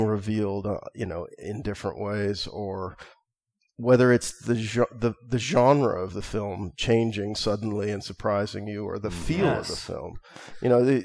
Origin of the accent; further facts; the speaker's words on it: United States; also born or lived in California / Seattle, Washington; born and growing up in California and Seattle